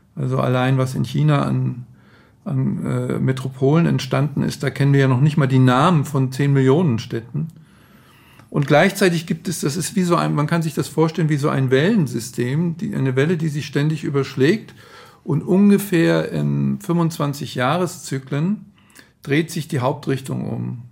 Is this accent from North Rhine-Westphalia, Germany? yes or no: no; Frankfurt, Hesse, Germany; Also ich bin ähm, damals aufgewachsen in Frankfurt, in Bockenheim, das war das Studentenviertel